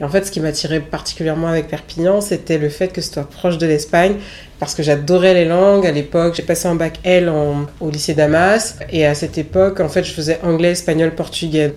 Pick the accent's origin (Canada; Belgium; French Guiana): French Guiana; Cayenne; moved away as an adult; now in Paris, France; Je suis née en Guyane, euh, à Cayenne précisément.